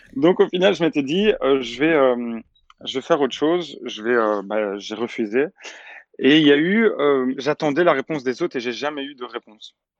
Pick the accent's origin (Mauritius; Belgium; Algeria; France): Belgium; je suis belge